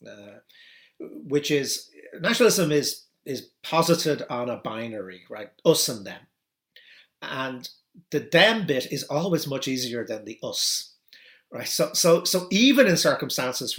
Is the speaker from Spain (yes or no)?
no; Ireland; I'm Irish